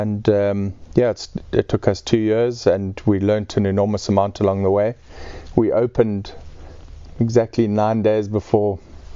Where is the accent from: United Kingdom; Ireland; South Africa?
South Africa; Eastern Cape; born or raised there; moved away; also born or lived in Mpumalanga